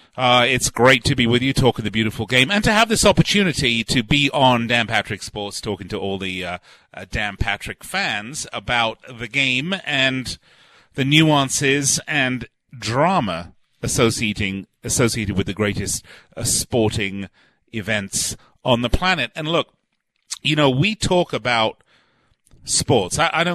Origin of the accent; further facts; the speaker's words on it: England, United Kingdom; now in United States; I wasn't born and raised here. I was actually born and raised in England